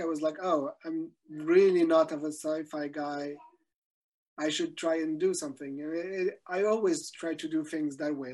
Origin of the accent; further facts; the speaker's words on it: Belgium; I'm from Belgium